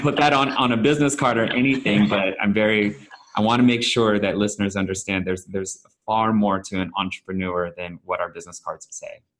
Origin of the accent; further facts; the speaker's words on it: San Francisco Bay Area, California, United States; I'm Filipino, born and raised in San Francisco Bay Area.